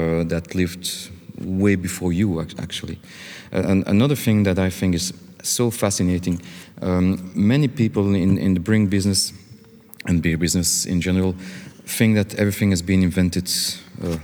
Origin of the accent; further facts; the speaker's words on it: Belgium; not in Belgium, we don't really make revolutions